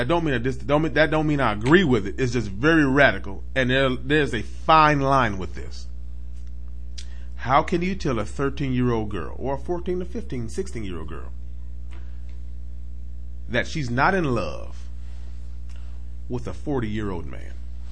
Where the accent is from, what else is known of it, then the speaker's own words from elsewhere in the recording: Mississippi, United States; You from down south? I'm from Mississippi. He from Alabama.